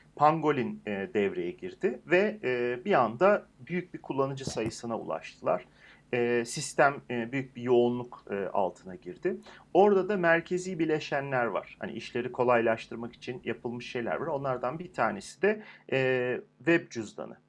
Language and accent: Turkish; Turkey; bir Türk olarak